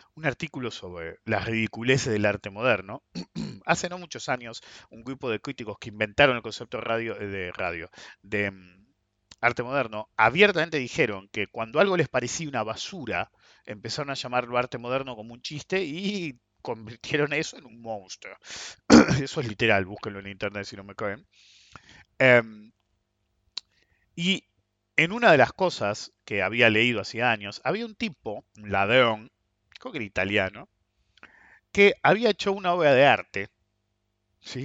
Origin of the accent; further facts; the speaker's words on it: Argentina; soy ciudadano argentino, entonces estoy parado en Argentina.